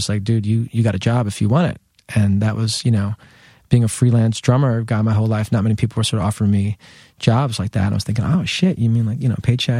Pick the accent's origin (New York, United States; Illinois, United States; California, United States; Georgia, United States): New York, United States; Manhattan; but I grew up in Lower Manhattan, and I've always lived here. Never thought I was going to leave.